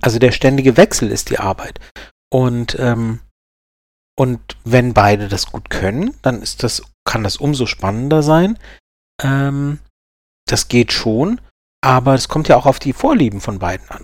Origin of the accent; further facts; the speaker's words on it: Karlsruhe, Baden-Württemberg, Germany; bin ich ja aus Baden und äh, also Karlsruhe, Baden